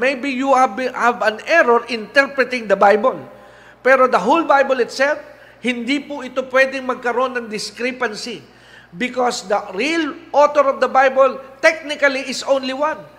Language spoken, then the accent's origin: Tagalog; Philippines; Pilipino po ako